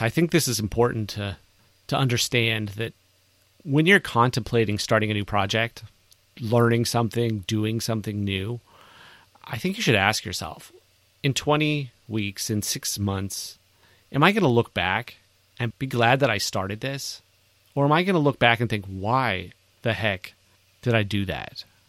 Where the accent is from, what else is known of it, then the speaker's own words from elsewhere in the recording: California, United States; now in Texas, United States; I'm from California.